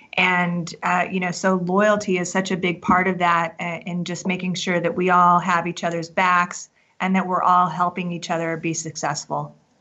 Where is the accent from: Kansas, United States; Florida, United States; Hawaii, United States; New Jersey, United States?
Kansas, United States; now in Colorado, United States; I'm originally from Kansas